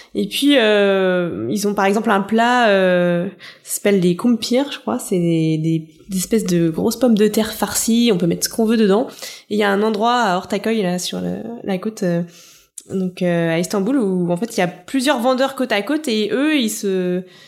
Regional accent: France; quand on est français

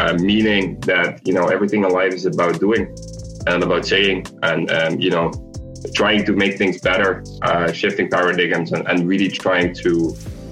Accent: Maastricht, Limburg, Netherlands; moved away as an adult; also born or lived in Tilburg, Netherlands; now in United States; I was born and raised in Maastricht, which obviously is Limburg, but obviously the Dutch part

